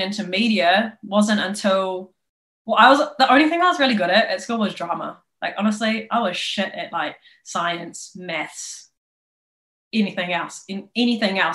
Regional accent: Papakura, Auckland, New Zealand; I'm from South. I'm from Papakura High. And I used to catch a train from Papakura into Auckland City

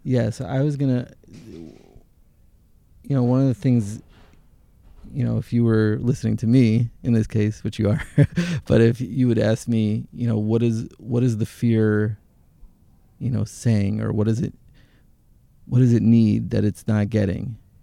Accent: Jerusalem, Jerusalem District, Israel; also born or lived in Teaneck, New Jersey, United States / Hashmonaim; I grew up in, in Jerusalem, in Jerusalem.

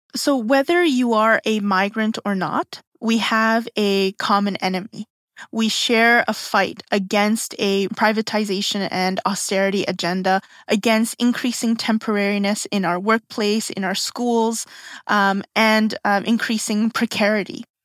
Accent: South Korea; now in Canada; I'm from Korea

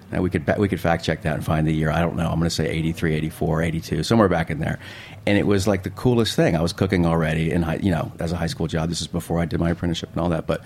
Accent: Virginia, United States; also born or lived in Spain; Yeah, like born in Spain and lived in lots of places and lots of states. And um, I guess if I had to call a home from a childhood perspective, I went to high school all four years in Virginia.

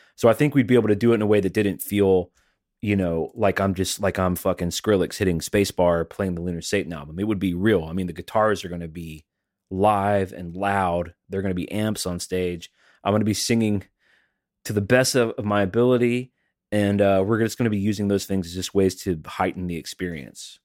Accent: Alabama, United States; now in Tennessee, United States; I'm from Alabama. I live in Tennessee

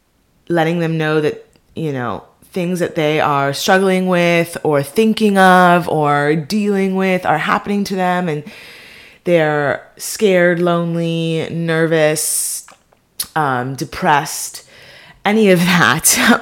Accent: Beverly Hills, California, United States; now in Los Angeles, United States; that I'm Jewish, I'm living in LA, that I grew up in Beverly Hills, you know, that I'm just a first generation American.

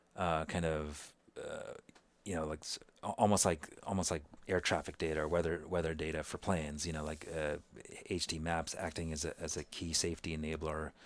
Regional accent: Kolkata, West Bengal, India; moved away; also born or lived in New York / Seattle; I was born in Calcutta, India, you know, really teeming city

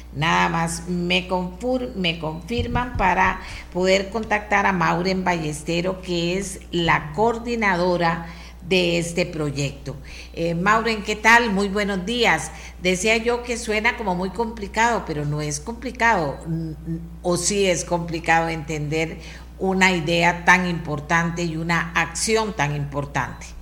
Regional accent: Costa Rica; yo como costarricense

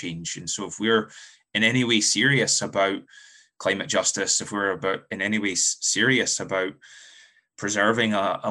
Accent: Scotland, United Kingdom; moved away as an adult; now in United States; I'm from Scotland, was born and raised in Scotland before moving to the US about a decade ago

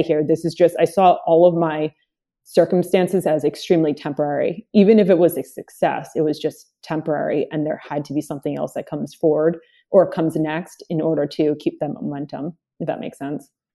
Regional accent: Long Island, New York, United States; also born or lived in Dominican Republic; I moved here from Dominican Republic, um, had a really heavy accent, moved into, my mom bringing us into, uh, Long Island to grow up in the town that she lived

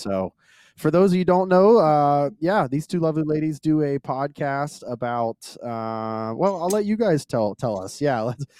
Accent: the South, United States; we're from the South and we eat biscuits and gravy for breakfast.

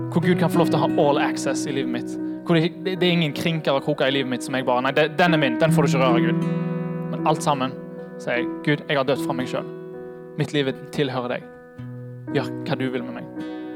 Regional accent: Haugesund, Rogaland, Norway; moved away; Jeg er fra Haugesund

